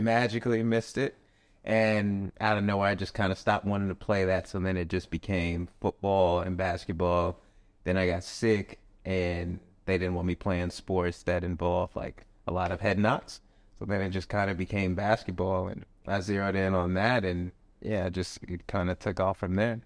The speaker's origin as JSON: {"language": "English", "town": "Tucson", "region": "Arizona", "country": "United States", "tie": "born or raised there", "also_born_or_lived": "Las Vegas, Nevada", "moved": "yes", "said": "growing up, I'm from Tucson, Arizona"}